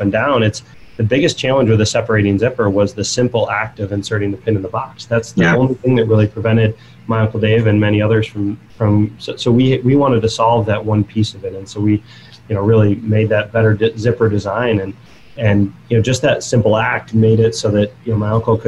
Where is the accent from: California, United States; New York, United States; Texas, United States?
New York, United States; Buffalo; I grew up in Buffalo, New York, the outside of Buffalo